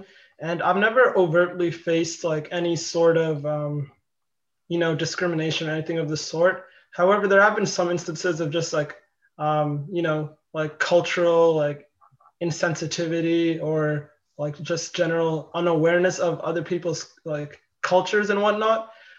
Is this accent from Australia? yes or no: no; Toronto, Ontario, Canada; moved away as an adult; now in Kingston, Canada; I'm also from Toronto